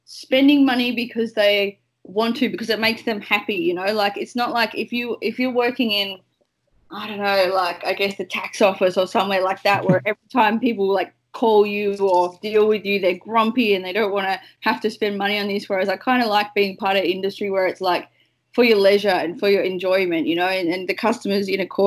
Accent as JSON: {"language": "English", "town": "Launceston", "region": "Tasmania", "country": "Australia", "tie": "born or raised there", "also_born_or_lived": "Melbourne", "moved": "as an adult", "said": "I grew up in Tasmania."}